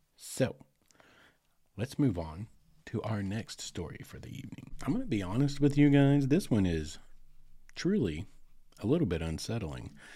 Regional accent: Arkansas, United States; right here in my home state

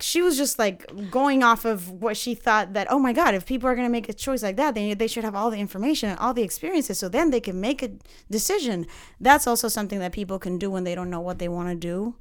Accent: Panama City, Panama; moved away; I am from Panama City, Central America

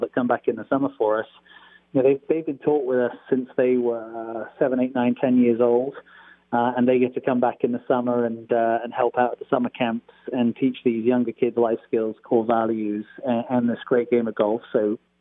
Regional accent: Stratford-upon-Avon, West Midlands, United Kingdom; moved away as an adult; also born or lived in California; now in Folsom, United States; I'm from Stratford-on-Avon, where Shakespeare is born

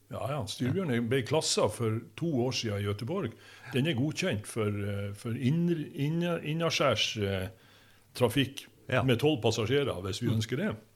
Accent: Ankenesstrand, Nordland, Norway; also born or lived in Bogen; vi flytta fra Bogen og til Ankenesstrand at, og bodde øverst i Brattbakken

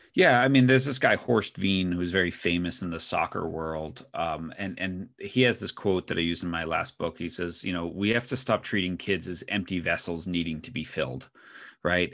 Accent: Northeast, United States; moved away as an adult; now in Oregon, United States; both my wife and I grew up in the Northeast

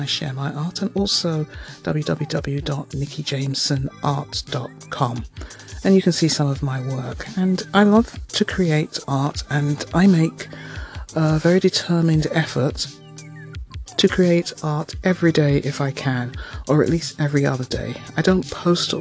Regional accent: London, United Kingdom; moved away as an adult; now in Toronto, Canada; I am a Londoner

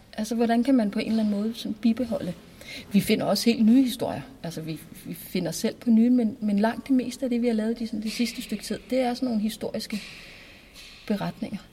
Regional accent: Næstved, Zealand, Denmark; både Morten og jeg er jo Næstved Genser, mm. og er født og opvokset i Næstved

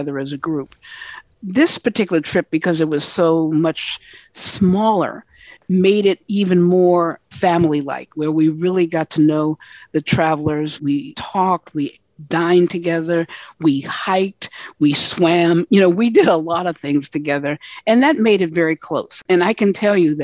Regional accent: United States; we're all from the United States

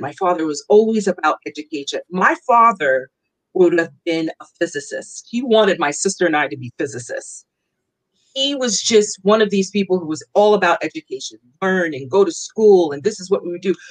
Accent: New York City, New York, United States; moved away as an adult; also born or lived in Long Island, New York; now in Philadelphia area, United States; I am from New York. I'm born and raised. I do not live in New York anymore. I live outside of Philadelphia. I grew up in Queens.

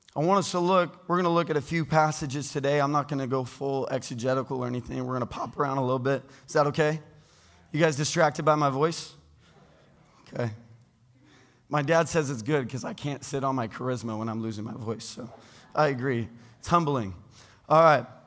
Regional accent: United States; I was born into being an American

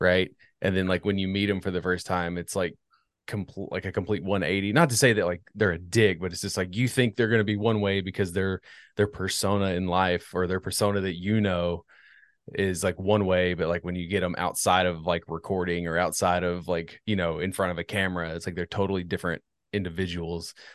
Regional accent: Northern Virginia, United States; also born or lived in Washington, D.C.; I was born in Northern Virginia, so, like, forty-five minutes outside of D C

